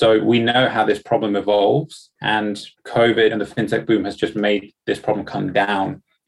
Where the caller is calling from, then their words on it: London, United Kingdom; Thanks for having me. I'm joining from London today.